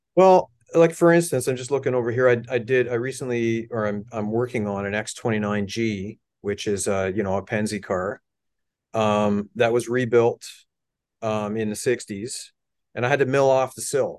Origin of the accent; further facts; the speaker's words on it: Hamilton, Ontario, Canada; I grew up in Hamilton